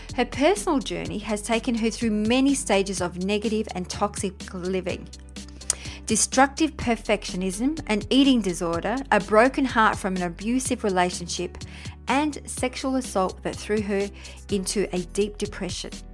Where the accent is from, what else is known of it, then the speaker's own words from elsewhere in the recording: Briançon, Provence-Alpes-Côte d'Azur, France; I'm French myself. I was born in Briançon